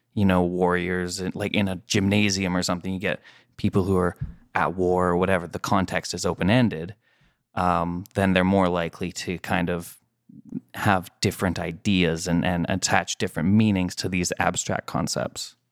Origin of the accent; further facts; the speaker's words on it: Canada; I'm Canadian